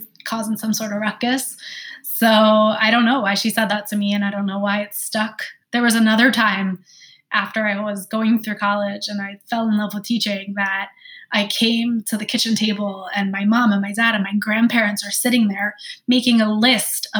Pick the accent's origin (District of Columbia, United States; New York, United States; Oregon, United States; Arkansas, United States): New York, United States; New York City; also born or lived in Long Island, New York; I grew up in Queens, New York. Then we moved to Long Island.